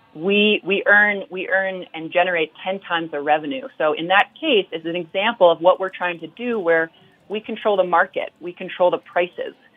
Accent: Vermont, United States; growing up in Vermont. I grew up on a farm.

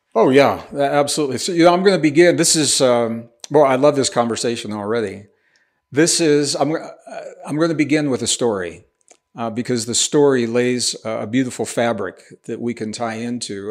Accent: Missouri, United States; also born or lived in Taos, New Mexico; now in New Mexico, United States; I'm a Midwestern boy. I was born in, in Missouri

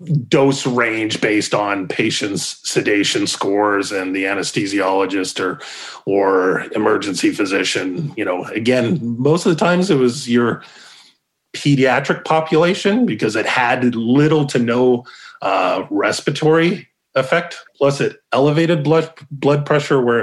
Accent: Calgary, Alberta, Canada; moved away as an adult; also born or lived in Corpus Christi, Texas; now in Arizona, United States; Born and raised in Calgary, graduated.

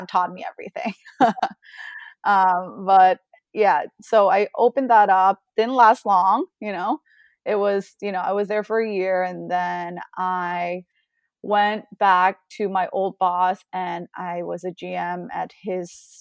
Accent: Bangkok, Thailand; moved away; growing up in Bangkok

